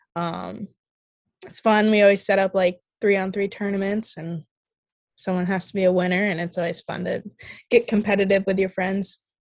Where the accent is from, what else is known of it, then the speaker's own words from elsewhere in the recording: Eden Prairie, Minnesota, United States; moved away as an adult; I grew up playing youth in Eden Prairie